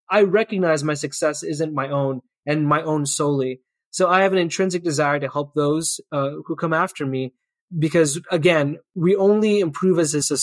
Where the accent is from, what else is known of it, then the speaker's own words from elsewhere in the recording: Canada; I think it's an important part of being Canadian.